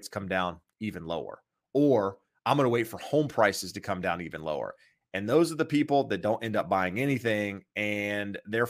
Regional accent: Kinston, North Carolina, United States; From a small town, Kinston.

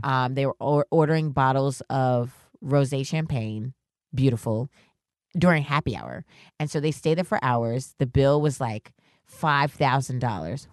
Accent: New York, United States; also born or lived in Worcester, Massachusetts; I'm from New York

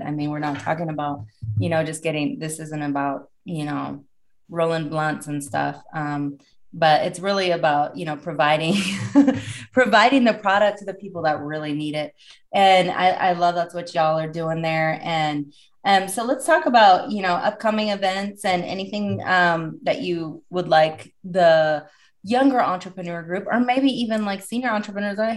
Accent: Oregon, United States; I'm from Oregon, so we come from the more liberal state

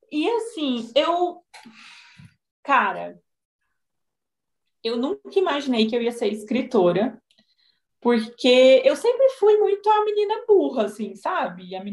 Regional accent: Goiânia, Goiás, Brazil; accent: goiano (puxado); eu sou psicóloga, eu sou dona de uma clínica da Integrace. Eu moro em Goiânia, sou goiana, então meu sotaque ele é puxado.

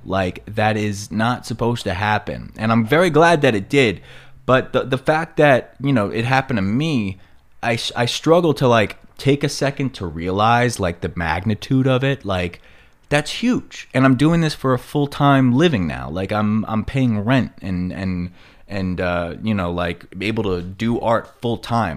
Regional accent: Long Island, New York, United States; accent: New York; moved away as an adult; now in Los Angeles, United States; my block on Long Island

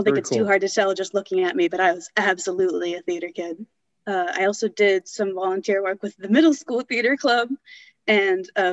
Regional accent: Massachusetts, United States; I grew up in Mass

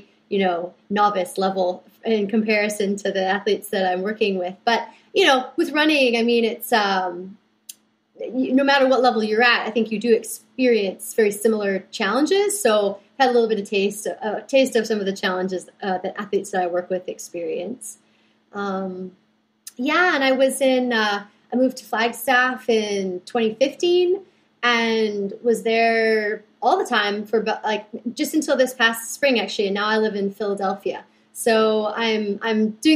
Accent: British Columbia, Canada; I'm originally from British Columbia, Canada, so the west coast of Canada

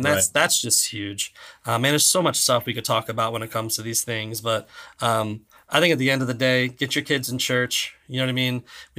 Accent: Florida, United States; also born or lived in Virginia; I grew up in South Florida, but not Central Florida.

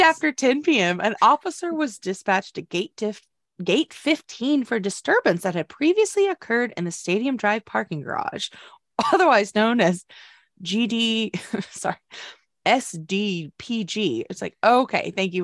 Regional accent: United States; we're American

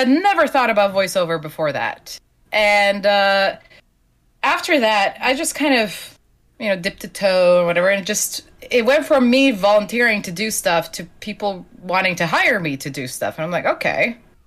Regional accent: Slovenia; English is a second language; moved away; I'm originally from Slovenia, which is a country of 2 million people

